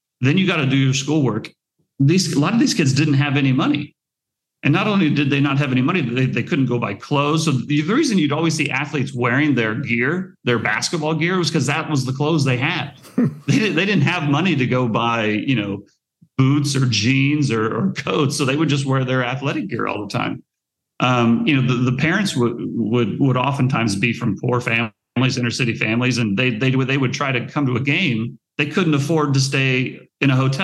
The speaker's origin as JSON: {"language": "English", "region": "Nebraska", "country": "United States", "tie": "born or raised there", "said": "I grew up in Nebraska"}